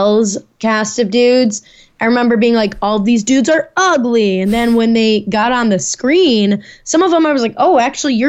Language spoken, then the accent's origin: English; Naperville, Illinois, United States; moved away; my hometown of Naperville, Illinois